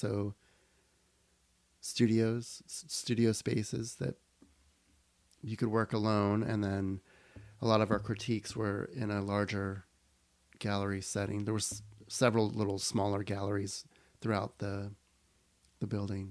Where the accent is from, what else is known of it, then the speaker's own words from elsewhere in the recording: Miami, Florida, United States; I was born in Miami.